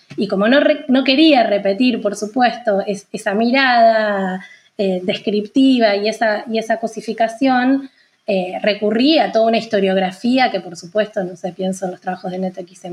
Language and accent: Spanish; Santa Fe, Argentina; yo soy de Santa Fe, que es una, ciudad que queda a unos 500 kilómetros al norte de Buenos Aires